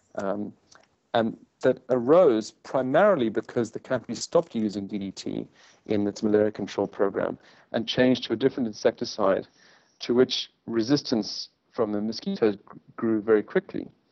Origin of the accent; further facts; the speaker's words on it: South Africa; moved away as an adult; also born or lived in United States; I'm from South Africa